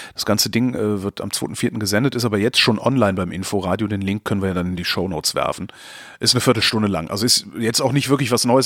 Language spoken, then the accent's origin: German; Germany; uns, also als Deutsche